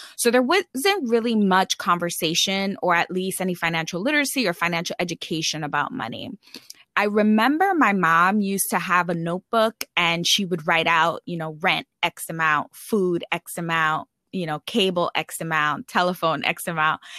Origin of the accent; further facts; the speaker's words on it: New York City, New York, United States; moved away as an adult; also born or lived in California; I grew up in the Bronx and it's one of the poorest boroughs. Actually, it is the poorest borough in New York City